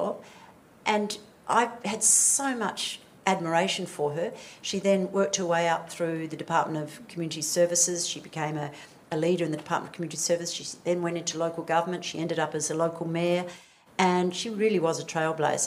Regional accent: Western Australia, Australia; I come from Western Australia

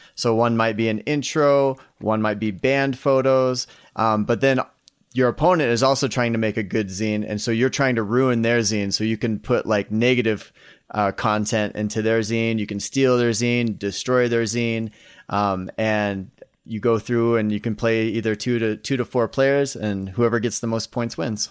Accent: Iowa, United States; moved away; I grew up in Iowa, grew up in the Midwest

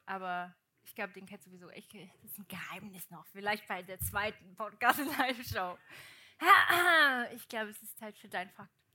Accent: Portugal; moved away; ich bin ja in Portugal aufgewachsen

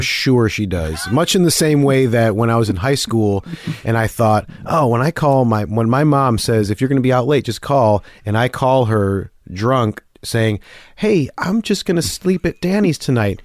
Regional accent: Detroit, Michigan, United States; also born or lived in Chicago; now in New York, United States; suburban Detroit is

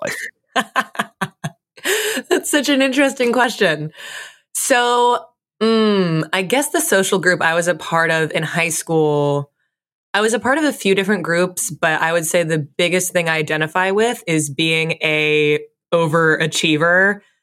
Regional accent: Fairfield, Connecticut, United States; I grew up in Fairfield, Connecticut

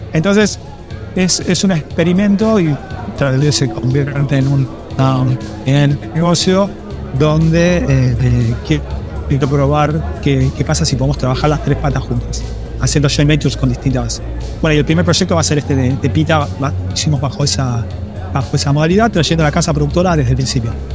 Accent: Argentina; moved away as an adult; also born or lived in London; siendo argentino

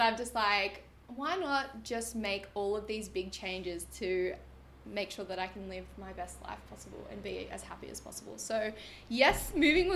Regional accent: Sydney, New South Wales, Australia; I'm literally from Sydney

